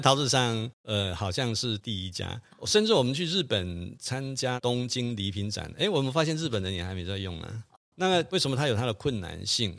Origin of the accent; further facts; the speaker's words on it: Yingge, New Taipei, Taiwan; 我小时候在这英歌